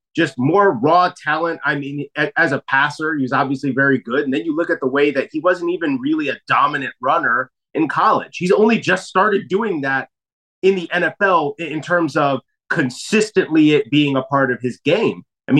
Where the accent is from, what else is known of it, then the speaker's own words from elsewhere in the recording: Chicago, Illinois, United States; moved away; my hometown Chicago Bears